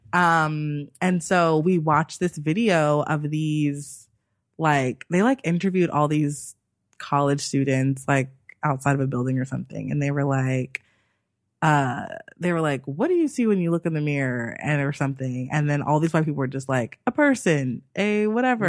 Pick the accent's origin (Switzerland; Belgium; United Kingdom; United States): United States; I am obviously American